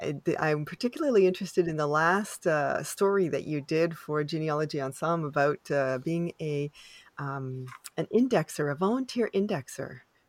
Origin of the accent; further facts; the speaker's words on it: Canada; I am unapologetically Canadian.